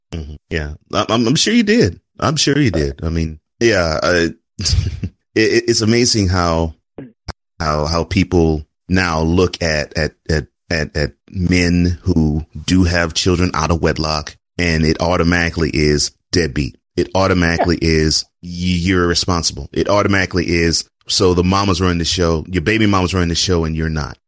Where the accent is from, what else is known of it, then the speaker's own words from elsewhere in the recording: Houston, Texas, United States; I grew up in Houston.